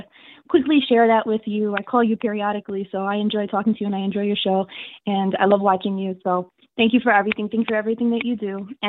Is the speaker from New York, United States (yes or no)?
yes; New York City, New York, United States; So I come from New York City, where the vaccine was absolutely crazy and everybody locked down.